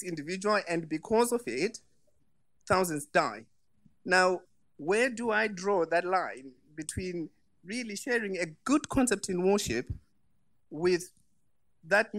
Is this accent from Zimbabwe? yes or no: yes; Zimbabwe; moved away; I'm originally from Southern Africa, from Zimbabwe